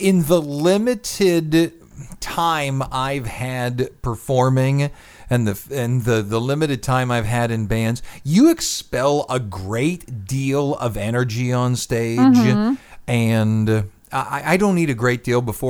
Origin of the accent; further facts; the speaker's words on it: Scotland, United Kingdom; I'm Scottish